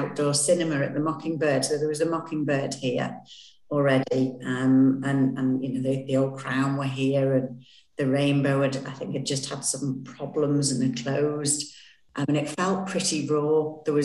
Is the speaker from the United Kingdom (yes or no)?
yes; the Northwest, North West England, United Kingdom; I'm not local. I'm from the Northwest.